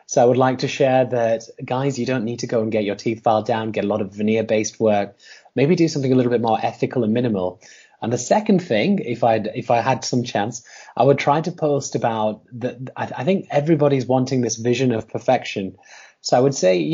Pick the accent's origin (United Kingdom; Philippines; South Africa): United Kingdom; Huddersfield, Yorkshire and the Humber; I live in Huddersfield still, and that's where I was born. So I was born in Huddersfield, and I was going to I lived in a simple village